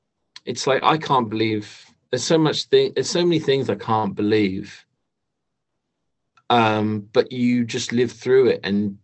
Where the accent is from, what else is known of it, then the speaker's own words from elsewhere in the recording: Australia; as an Australian, I'm sure you can attest to it being vital.